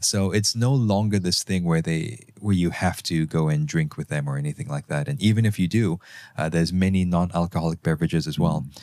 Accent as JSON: {"language": "English", "country": "Malaysia", "also_born_or_lived": "Germany", "moved": "as an adult", "said": "As a Malaysian"}